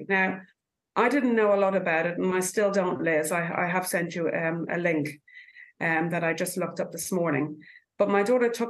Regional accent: Ireland; now in New Zealand; I'm from Ireland

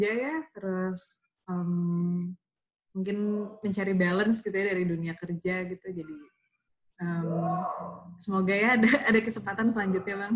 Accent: Jakarta, Indonesia; karena saya anak Jakarta gitu ya maksudnya.

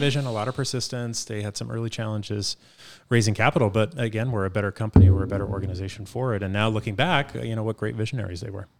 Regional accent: Boston, Massachusetts, United States; I grew up in Dorchester, and so I had some firsthand experience on knowing what it's like to navigate a city

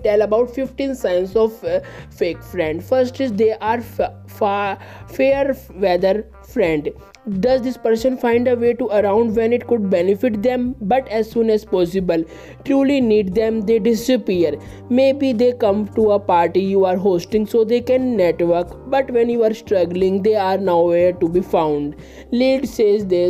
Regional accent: India; I am from India.

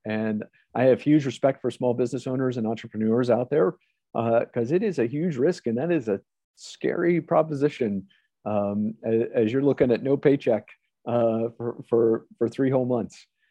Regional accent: Ohio, United States; moved away as an adult; I grew up in Ohio

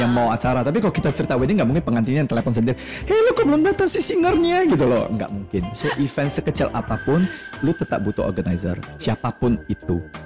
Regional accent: Medan, North Sumatra, Indonesia; kita anak Medan

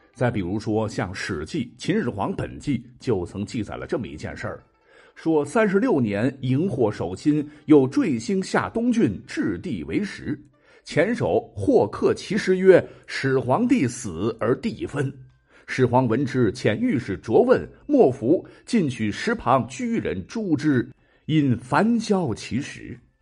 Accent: China; 我们中国人

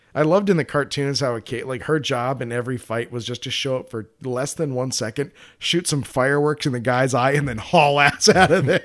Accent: Colorado, United States; I'm from Colorado.

